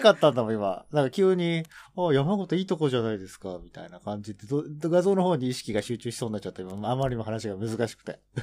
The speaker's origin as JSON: {"language": "Japanese", "region": "Tokyo", "country": "Japan", "tie": "born or raised there"}